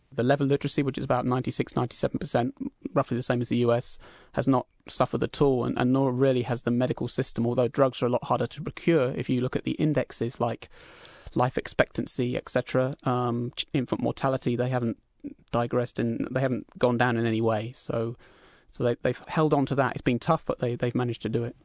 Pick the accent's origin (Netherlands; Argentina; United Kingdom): United Kingdom; England; now in Vancouver, Canada; being British myself